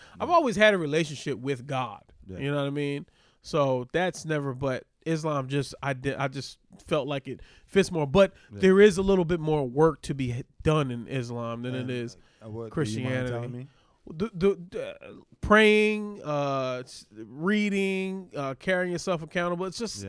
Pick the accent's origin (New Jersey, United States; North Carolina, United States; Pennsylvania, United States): Pennsylvania, United States; Philadelphia; now in New York, United States; we grew up around Muslims in Philly.